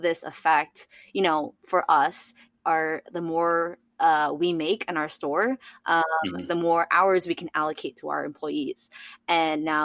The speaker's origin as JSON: {"language": "English", "town": "New York City", "region": "New York", "country": "United States", "moved": "yes", "said": "I'm originally from the Bronx"}